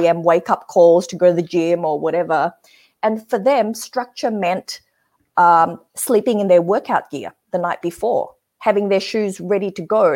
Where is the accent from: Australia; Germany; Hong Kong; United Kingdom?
Australia; I grew up in Australia, so I'm, I'm quite westernized